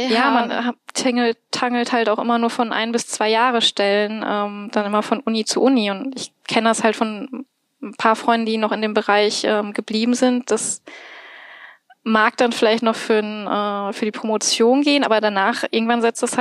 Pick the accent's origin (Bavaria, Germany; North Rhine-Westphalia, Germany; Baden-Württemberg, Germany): North Rhine-Westphalia, Germany; Bochum; Ähm, ursprünglich komme ich aus Bochum